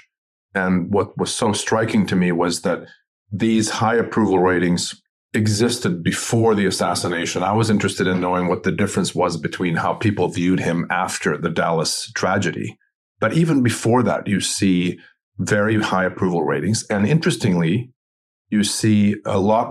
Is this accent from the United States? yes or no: no; Sweden; moved away; I'm originally from Sweden